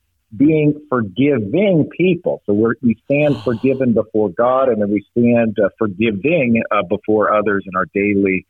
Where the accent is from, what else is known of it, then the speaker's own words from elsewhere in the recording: Los Alamos, New Mexico, United States; I grew up in Los Alamos, New Mexico, but again, like I said, not as a Lutheran, but actually as a Roman Catholic